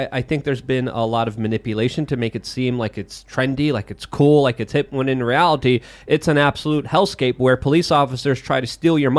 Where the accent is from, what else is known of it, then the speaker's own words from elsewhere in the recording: New York City, New York, United States; Because I grew up in New York City in the 90s.